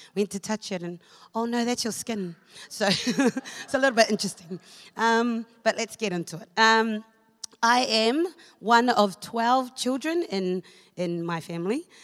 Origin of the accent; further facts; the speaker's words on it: Auckland, New Zealand; moved away as an adult; also born or lived in Cook Islands; now in Hamilton, New Zealand; I was born in the Cook Islands, um, but I was bred in Auckland. So I lived in Māngere for over 20 years.